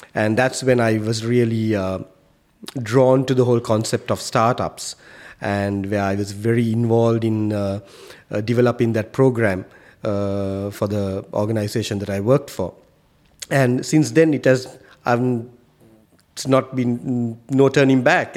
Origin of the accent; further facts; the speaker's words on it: Sri Lanka; moved away as an adult; now in Qatar; I come from Sri Lanka